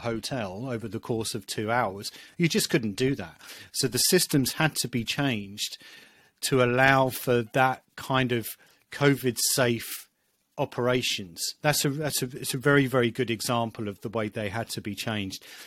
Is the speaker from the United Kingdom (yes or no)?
yes; United Kingdom; being British